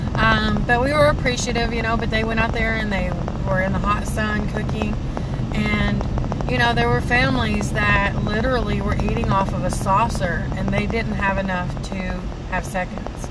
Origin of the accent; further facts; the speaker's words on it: Tennessee, United States; I'm from Tennessee, so I was living in Tennessee